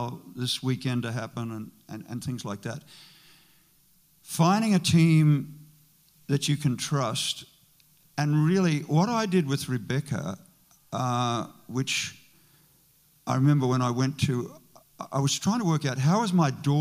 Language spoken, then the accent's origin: English; Australia; moved away as an adult; now in United States; my wife is from Australia, I'm from Australia